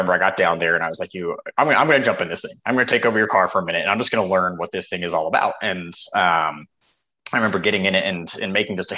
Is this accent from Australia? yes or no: no; Salt Lake City, Utah, United States; I grew up out in Salt Lake City, Utah